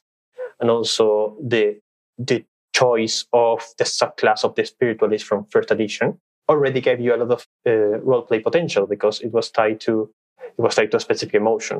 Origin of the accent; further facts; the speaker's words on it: Peru; English is a second language; I'm from Peru. I was born and raised here.